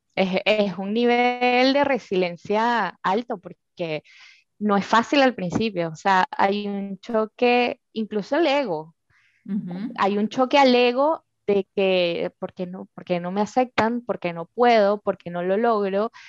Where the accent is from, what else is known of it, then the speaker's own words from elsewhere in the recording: Venezuela; moved away; las personas que vivimos en Venezuela, y hablo mucho de ellos porque, bueno, vengo de ahí